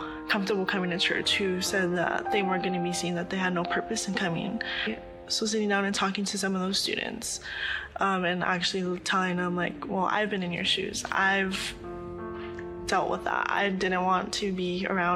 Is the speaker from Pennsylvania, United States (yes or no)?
no; Oxnard, California, United States; I was born and raised in Oxnard, California.